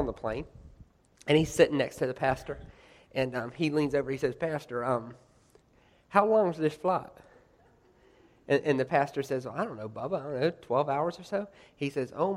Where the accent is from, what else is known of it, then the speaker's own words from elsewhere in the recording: United States; I'm American